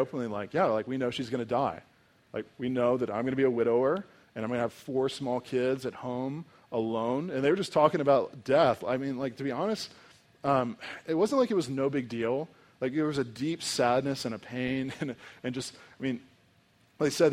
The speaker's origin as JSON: {"language": "English", "country": "United States", "said": "as an American"}